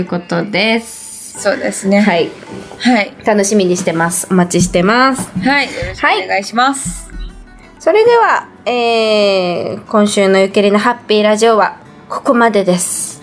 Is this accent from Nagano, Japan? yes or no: yes; Matsumoto, Nagano, Japan; moved away; 地元長野市じゃなくて松本市